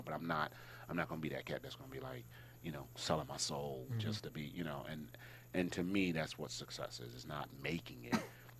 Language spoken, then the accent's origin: English; East Coast, United States; And I was like, yo, you know, I'm from the East Coast. We don't roll like that, right?